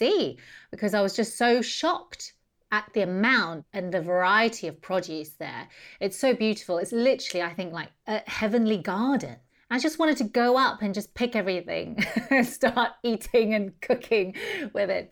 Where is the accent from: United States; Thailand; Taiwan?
Taiwan; now in United Kingdom; I grew up in Taiwan munching on sugarcane